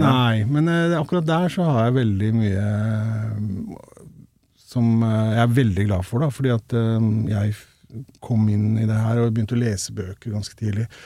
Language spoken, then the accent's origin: Norwegian; Rauland, Vestfold og Telemark, Norway; Som du sikkert hører, så har jeg ikke så mye igjen av dialekta heller.